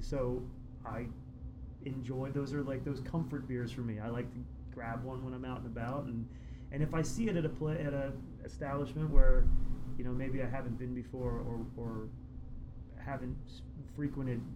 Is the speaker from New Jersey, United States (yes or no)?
no; Kutztown, Pennsylvania, United States; I grew up in Kutztown